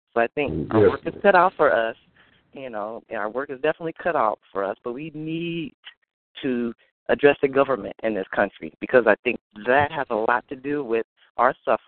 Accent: Tulsa, Oklahoma, United States; It's odd because I was born in Tulsa, Oklahoma in 1974. So we kind of grew up in the shadow of, you know, everything that happened through the civil rights movement

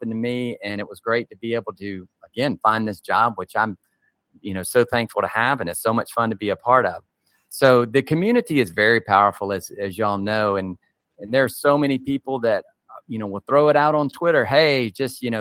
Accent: South Carolina, United States; I grew up in South Carolina

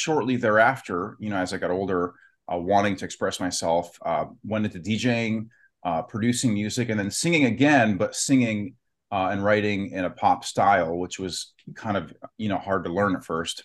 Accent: Youngstown, Ohio, United States; also born or lived in Warren, Ohio; I'm from Youngstown, Ohio, Warren, Ohio

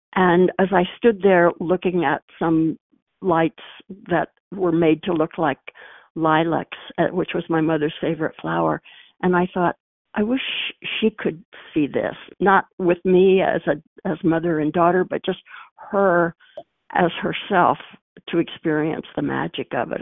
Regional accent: Missouri, United States; moved away; when I was a girl growing up in Missouri

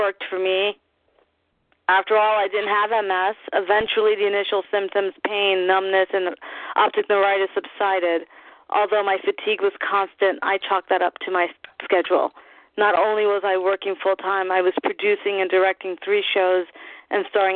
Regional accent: New York, United States; As a New Yorker who does theater, I've never dreamed of leaving home

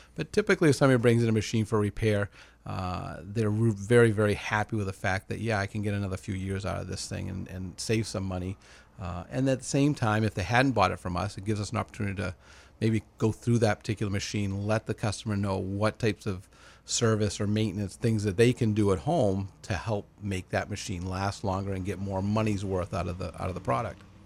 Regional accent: Lewiston, United States; I've been, was born and raised in Lewiston

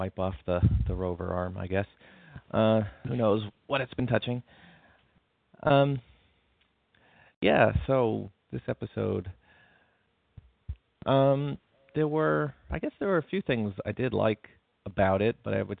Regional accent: United States; as an American

